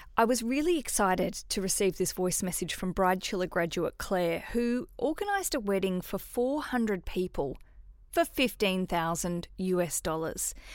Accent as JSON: {"language": "English", "town": "Hobart", "region": "Tasmania", "country": "Australia", "tie": "born or raised there", "said": "Hobart's a smaller town, big town, my hometown"}